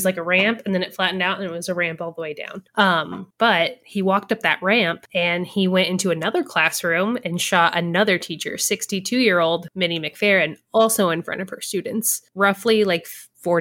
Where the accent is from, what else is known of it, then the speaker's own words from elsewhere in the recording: Hartford City, Indiana, United States; we grew up in Hartford City